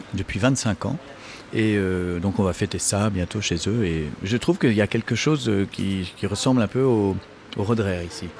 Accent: France; je suis français

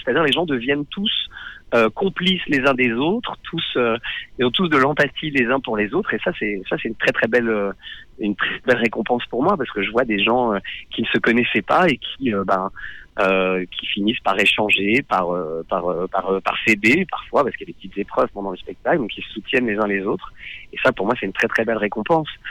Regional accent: Nord-Pas-de-Calais, Hauts-de-France, France; j'ai passé mon enfance dans le Nord-Pas-de-Calais

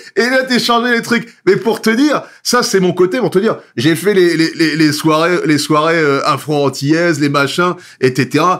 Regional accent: Nogent-sur-Marne, Île-de-France, France; j'ai grandi à Nogent-sur-Marne

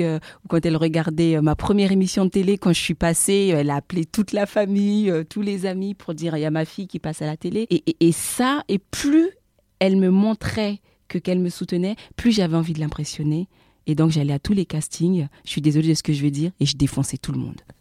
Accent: France; moved away as an adult; also born or lived in Central African Republic; now in Abidjan, Côte d'Ivoire; je suis euh, de la République centrafricaine, installée à Abidjan euh, depuis 2000, euh, 2015 maintenant, et j'ai grandi en France.

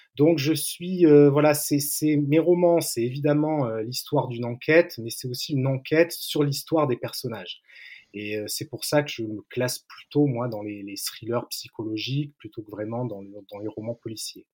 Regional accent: Antibes, Provence-Alpes-Côte d'Azur, France; ma ville natale, en Antibes, sur la côte d'Azur

